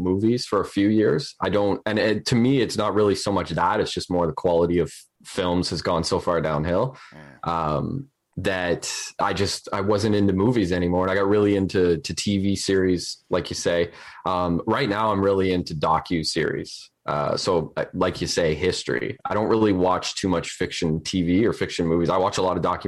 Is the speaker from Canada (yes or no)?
yes; Canada